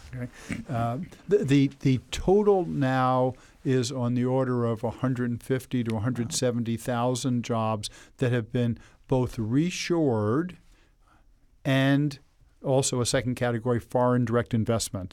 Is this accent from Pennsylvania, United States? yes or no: no; Elizabeth, New Jersey, United States; I grew up in Elizabeth, New Jersey, which is right across the river from New York